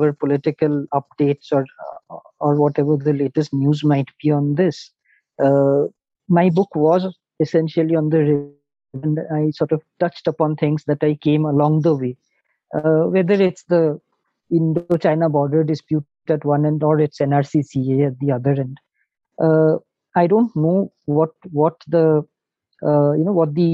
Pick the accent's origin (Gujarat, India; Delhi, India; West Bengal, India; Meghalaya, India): Meghalaya, India; Shillong; I'm from Shillong